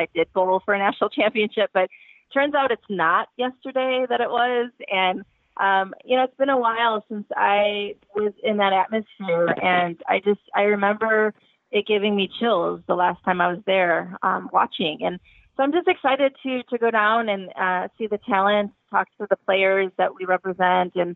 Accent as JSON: {"language": "English", "region": "Indiana", "country": "United States", "said": "I'm from Indiana"}